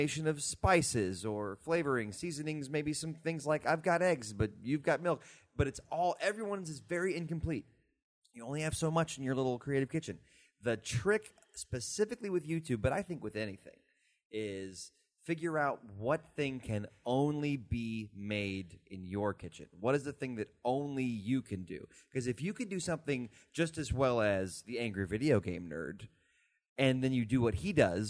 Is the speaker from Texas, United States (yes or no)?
yes; Texas, United States; moved away as an adult; now in New York, United States; I was very new to New York, but I had lived in Texas my whole life